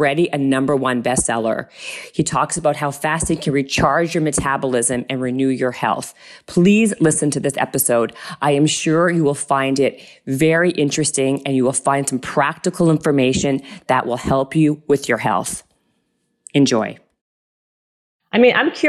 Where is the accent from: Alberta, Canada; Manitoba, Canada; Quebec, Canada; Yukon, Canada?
Manitoba, Canada; Winnipeg; also born or lived in Toronto, Canada; now in Los Angeles, United States; I grew up in Winnipeg, Manitoba.